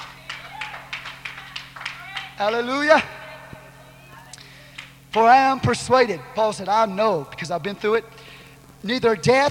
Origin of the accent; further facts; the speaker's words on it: Texas, United States; I'm a Texan